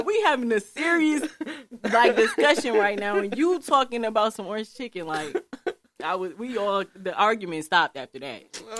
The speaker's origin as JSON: {"language": "English", "town": "Milwaukee", "region": "Wisconsin", "country": "United States", "tie": "born or raised there", "also_born_or_lived": "Atlanta", "said": "33rd and Brown, born and raised."}